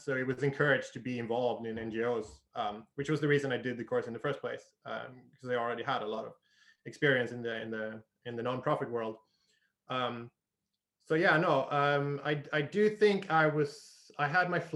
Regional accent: Sweden; moved away as an adult; also born or lived in United Kingdom / Costa Rica / Australia / Argentina; I grew up in Sweden

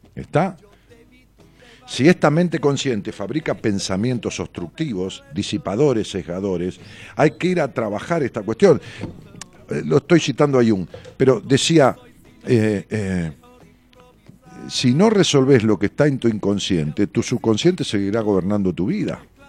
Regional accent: Ramos Mejía, Buenos Aires Province, Argentina; Era un chalecito de esquina muy bonito, allá en Ramos Mejía, en la calle Cisneros. Eh, ahí nos mudamos cuando yo tenía 11 años. Venimos de, una casa alquilada, donde yo nací

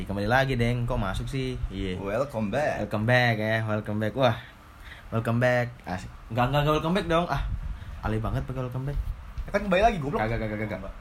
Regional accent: Sorong, Southwest Papua, Indonesia; Uh, dari Sorong, gua dari Sorong terus

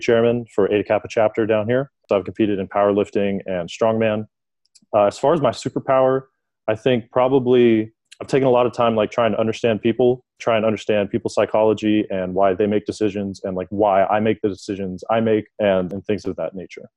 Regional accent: Pensacola, Florida, United States; moved away as an adult; I'm from Pensacola, Florida

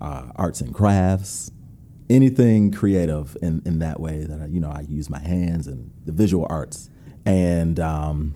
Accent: Rochester, New York, United States; moved away as an adult; also born or lived in North Carolina; So I grew up in Rochester, New York. Never moved, all of my family's still there.

